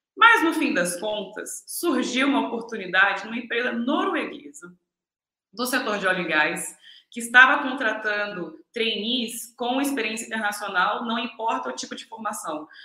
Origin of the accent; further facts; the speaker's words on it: Macaé, Rio de Janeiro, Brazil; moved away as an adult; also born or lived in Rio Grande do Sul / Shanghai, China / Oslo, Norway; now in China; eu sou macaense, natural de, do Rio Grande do Sul, mas criada em Macaé, no Brasil